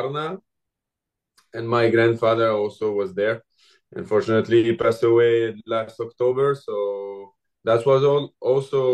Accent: Lyon, Auvergne-Rhône-Alpes, France; English is a second language; moved away as an adult; I'm from Lyon in France.

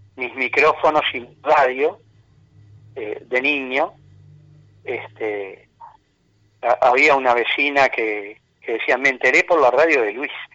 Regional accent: Uruguay; also born or lived in Minas; una pasión como tantos uruguayos

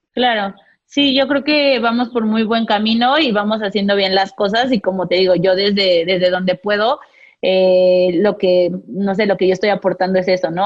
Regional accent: Mexico; como mexicanos, somos muy entrones

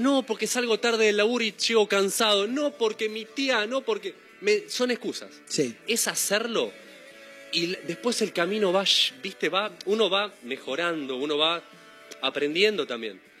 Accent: Ituzaingó, Buenos Aires Province, Argentina; moved away as an adult; also born or lived in Haedo / Ramos Mejía / Morón; now in Mar del Plata, Argentina; soy nací en Aedo, toda mi vida viví en el oeste, en Ituzaingó más que nada. Sí. En Ramos Mejía, Morón, toda la zona conurbano

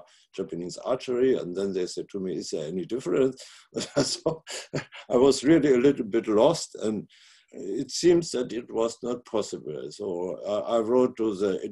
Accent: Northern Germany, Germany; also born or lived in Italy / Hamburg; I was born in Italy during the last day of the war. And then my mother went with me to a little city in North Germany. There I grew up, and when I was 17, I changed to the city of Hamburg

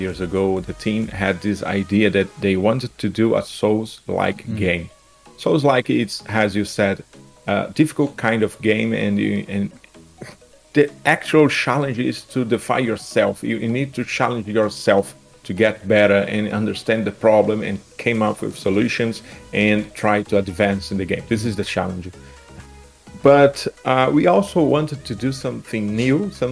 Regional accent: Brazil; I'm from Brazil

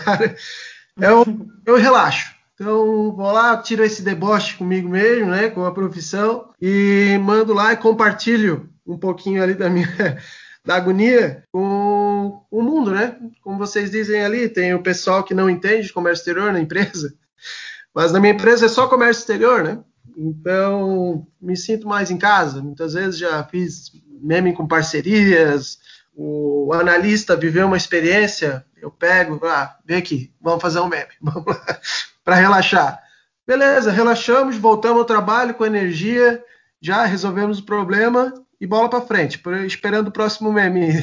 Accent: Blumenau, Santa Catarina, Brazil; Eu sou, eu sou de Blumenau, Santa Catarina

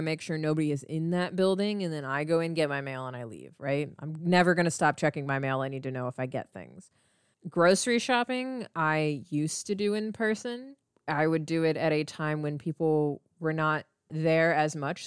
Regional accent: United States; I am Indian American, so I am brown

